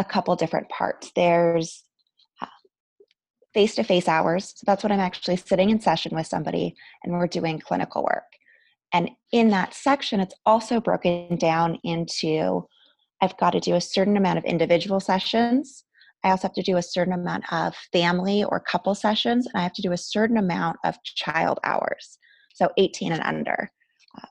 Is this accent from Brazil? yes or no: no; Canada; moved away as an adult; I'm also Canadian, so I had to go through my immigration process when I got married